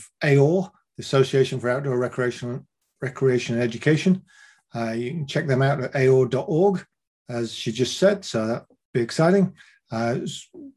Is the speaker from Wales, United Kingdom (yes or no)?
no; Leeds, Yorkshire and the Humber, United Kingdom; my hometown of Leeds in the north of England